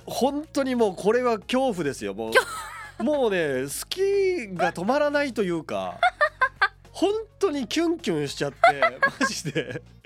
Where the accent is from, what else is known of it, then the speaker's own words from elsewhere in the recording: Tokunoshima, Kagoshima, Japan; 僕はあの出身が鹿児島の徳之島っていう島出身なんですけど